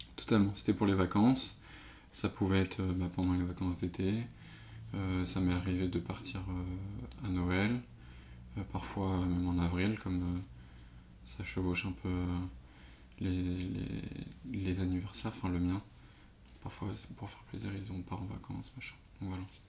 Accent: Paris suburbs, Île-de-France, France; je suis de banlieue parisienne

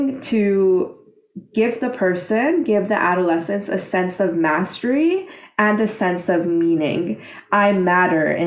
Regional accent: Iran; in my country, I'm from Iran

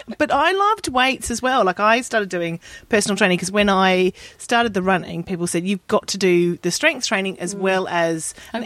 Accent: Australia; moved away; being Australian and fat, and like being a fat Aussie girl and pale and not liking the sun

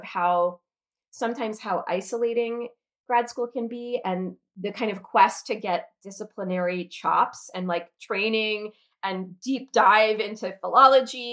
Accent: United States; also born or lived in Oxford, United Kingdom; a slightly rebellious young American kid

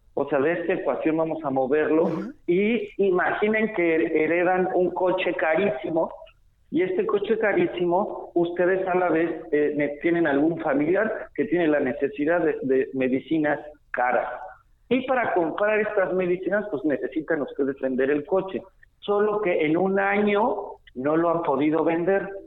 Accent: Mexico; como muchos mexicanos

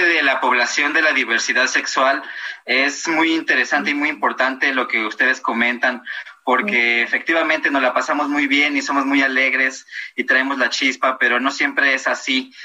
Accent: Mexico; de Venustiano Carranza

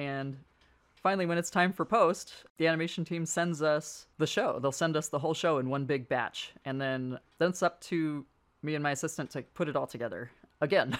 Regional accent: San Francisco, California, United States; I grew up in San Francisco

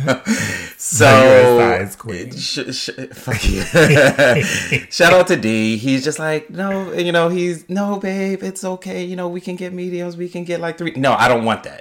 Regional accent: Baltimore, Maryland, United States; I'm from Baltimore

